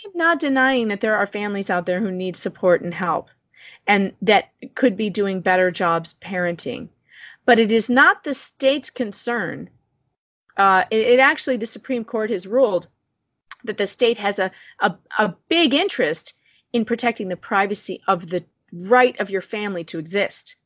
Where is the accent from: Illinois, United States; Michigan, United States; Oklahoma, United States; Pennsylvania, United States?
Illinois, United States; Chicago; outside of Chicago